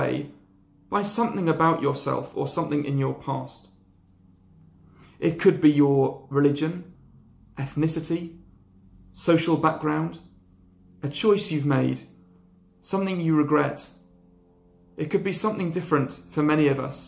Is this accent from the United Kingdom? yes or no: yes; Lyme Regis, South West England, United Kingdom; I grew up in Lyme Regis, a little seaside town in Dorset